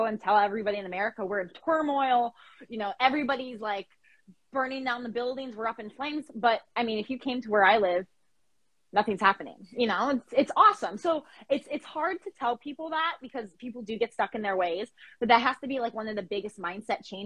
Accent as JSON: {"language": "English", "region": "New Mexico", "country": "United States", "also_born_or_lived": "Florida", "moved": "yes", "said": "I'm not exactly from Florida, I'm from New Mexico."}